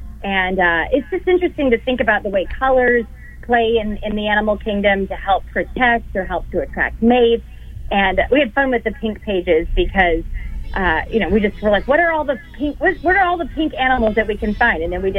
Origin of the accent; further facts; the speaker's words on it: Tampa, Florida, United States; That's right. I'm from Tampa Bay.